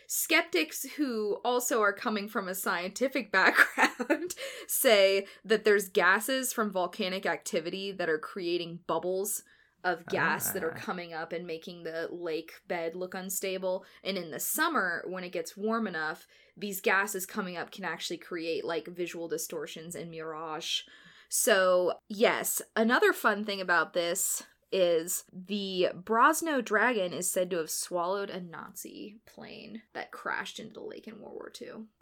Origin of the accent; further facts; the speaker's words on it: St. Louis, Missouri, United States; I am from St. Louis